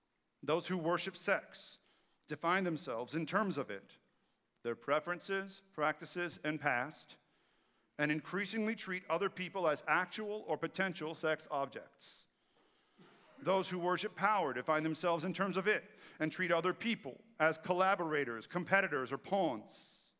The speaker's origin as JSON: {"language": "English", "region": "Texas", "country": "United States", "said": "who in my case was the same person because I'm from East Texas."}